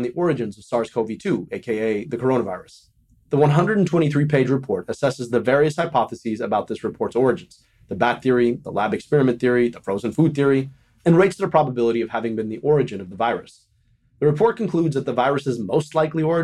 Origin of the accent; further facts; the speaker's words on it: Michigan, United States; my home state of Michigan